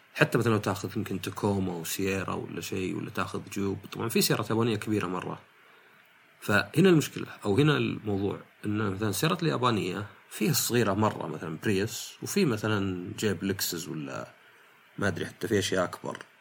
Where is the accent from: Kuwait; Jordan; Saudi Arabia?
Saudi Arabia; عندنا في السعوديه